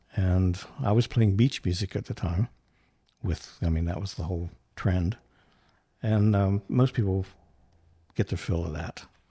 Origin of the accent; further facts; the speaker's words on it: North Central West Virginia, United States; moved away as an adult; now in Charleston, United States; I'm originally from West Virginia